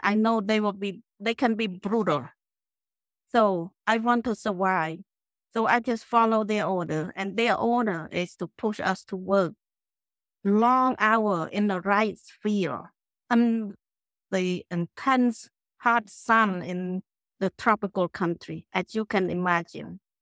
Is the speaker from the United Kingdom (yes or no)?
no; Cambodia; moved away as an adult; also born or lived in Phnom Penh, Cambodia / Connecticut, United States; now in Clearwater, United States; I grew up in the village, in the small village in Cambodia